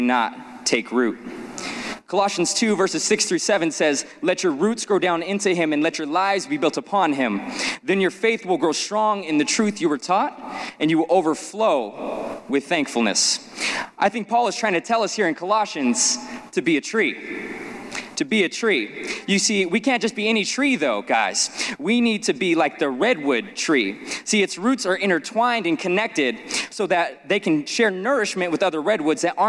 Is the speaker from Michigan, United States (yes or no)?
no; Las Vegas, Nevada, United States; growing up in Las Vegas